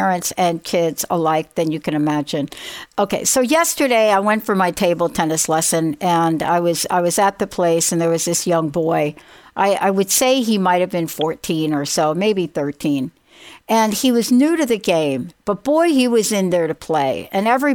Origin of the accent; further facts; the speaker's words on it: New York City, New York, United States; my childhood growing up in the Bronx